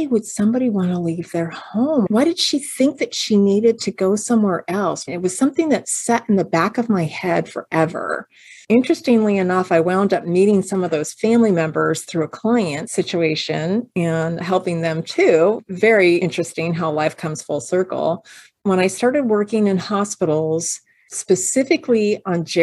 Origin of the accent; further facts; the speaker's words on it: Pasadena, California, United States; when I was a kid, I grew up over in Pasadena